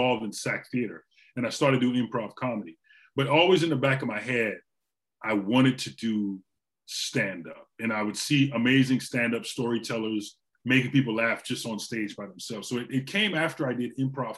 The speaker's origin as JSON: {"language": "English", "country": "Trinidad & Tobago", "tie": "born or raised there", "also_born_or_lived": "Orlando, United States", "moved": "yes", "lives_now": "United States", "said": "I grew up in Trinidad. So I grew up till about the 80s."}